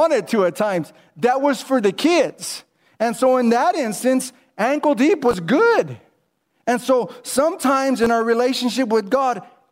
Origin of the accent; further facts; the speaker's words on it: Whittier, California, United States; I grew up in Whittier, California